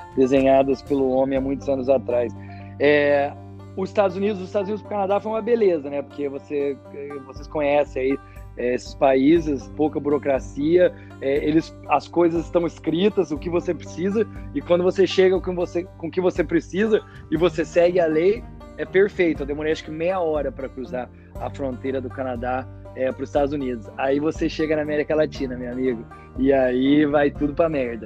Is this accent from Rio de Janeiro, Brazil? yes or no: no; Espírito Santo do Pinhal, São Paulo, Brazil; eu nasci em Espírito Santo do Pinhal, interior de São Paulo